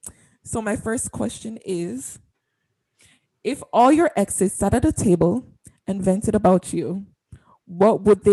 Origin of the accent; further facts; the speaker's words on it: Canada; I buy my triple every single morning. I'm very Canadian.